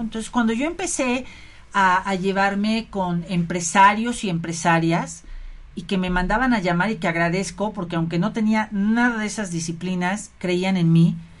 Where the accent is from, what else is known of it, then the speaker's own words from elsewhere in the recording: Mexico; como mexicanos, ¿sabes? Como mexicanos